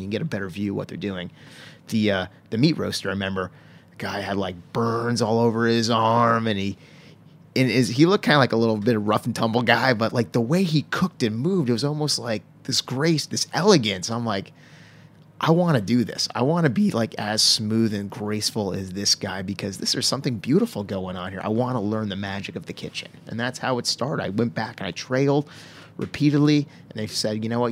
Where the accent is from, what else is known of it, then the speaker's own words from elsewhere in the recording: Stonington, Connecticut, United States; where I grew up in Connecticut, a little town called Stonington